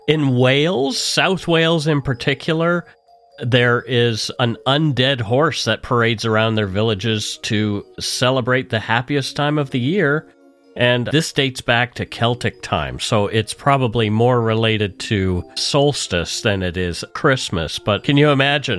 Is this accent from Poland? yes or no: no; Nova Scotia, Canada; now in Vancouver, Canada; I grew up in Nova Scotia